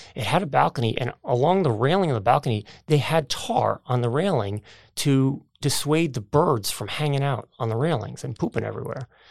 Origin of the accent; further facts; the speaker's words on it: United States; also born or lived in New Jersey; growing up outside of New York City